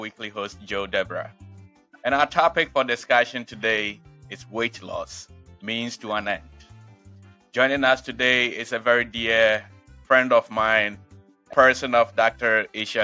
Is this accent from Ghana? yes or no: yes; Ghana; now in Springfield, United States; I was born in Ghana